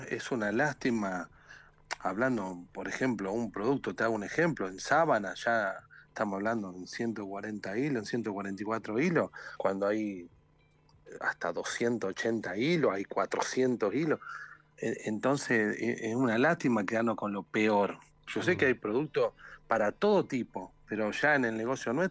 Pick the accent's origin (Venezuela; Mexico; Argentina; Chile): Argentina; now in Brazil; pero yo como, argentino siempre también pensé la forma que siempre se sale adelante